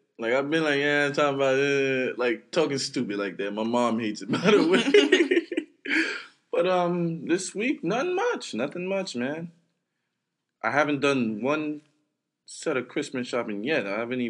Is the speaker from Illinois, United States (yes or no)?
no; New York City, New York, United States; I'm from Brooklyn.